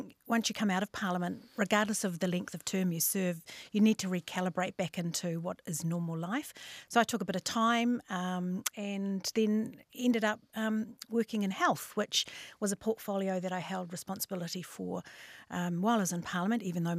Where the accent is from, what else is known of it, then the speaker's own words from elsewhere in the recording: Northland, New Zealand; I'm from Hokianga, so whakarongorua te maunga, ko utukura te awa, ko pukitawa te marae, ko Hokianga te moana